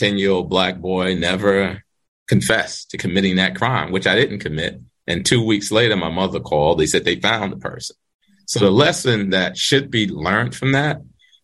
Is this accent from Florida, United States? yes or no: no; New York City, New York, United States; also born or lived in Manhattan; When I was 10 years old, one of the things that my mother taught us when we moved from Brooklyn to Manhattan